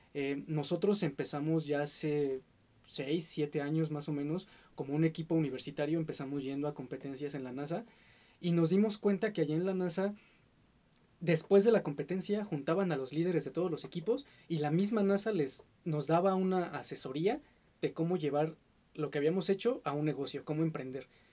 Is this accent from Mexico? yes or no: yes; Mexico